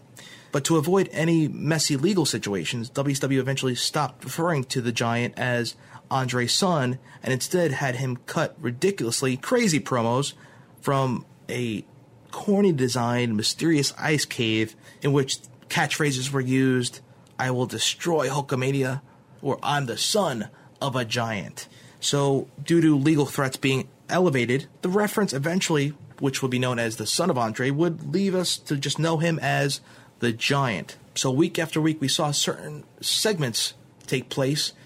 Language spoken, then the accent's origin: English; East Coast, tri-state area, United States; since I lived in the East Coast and lived in the tri-state area, of course, I would draw more towards the Federation as it was my hometown company